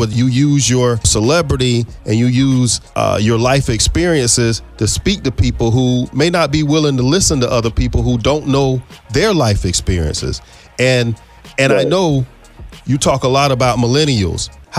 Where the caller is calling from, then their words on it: Tallahassee, Florida, United States; I'm calling you from Tallahassee